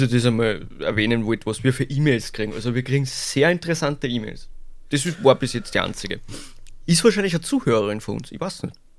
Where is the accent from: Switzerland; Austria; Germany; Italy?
Austria; St. Pölten, Lower Austria; Ich bin geboren in St. Pölten